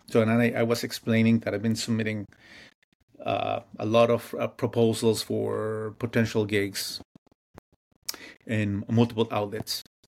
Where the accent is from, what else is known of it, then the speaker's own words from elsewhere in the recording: Mexico; moved away; growing up in Mexico